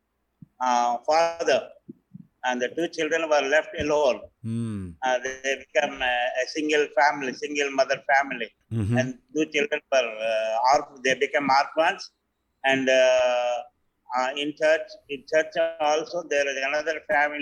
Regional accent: Visakhapatnam, Andhra Pradesh, India; I'm from Vishakhapatnam, India

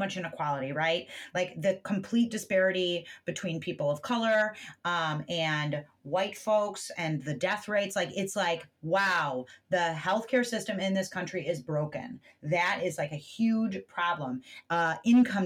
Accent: United States; as an American

